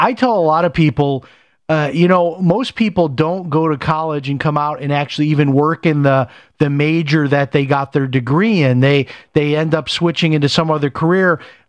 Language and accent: English; Chicago, Illinois, United States; I remember I grew up in Chicago, and in the school I went to, the schools I went to, most of our parents were blue collar workers